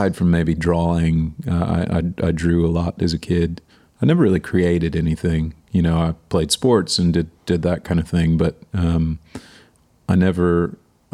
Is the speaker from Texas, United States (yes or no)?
yes; Waco, Texas, United States; also born or lived in New York; now in Nashville, United States; I grew up in Waco, Texas, which is right in the middle of the state